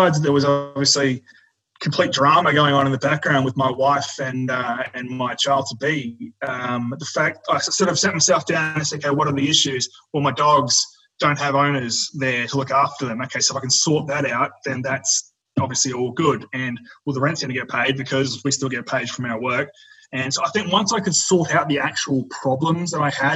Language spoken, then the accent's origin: English; Bundaberg, Queensland, Australia; We're from Bundaberg, 4 hours away from Brisbane